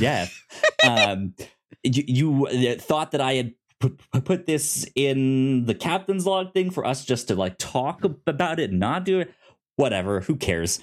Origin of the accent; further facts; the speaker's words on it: United States; me as an American